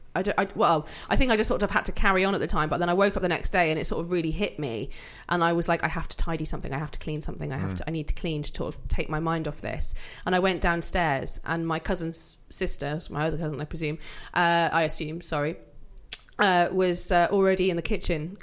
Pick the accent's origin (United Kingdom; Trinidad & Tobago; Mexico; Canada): United Kingdom; Wales; we are Welsh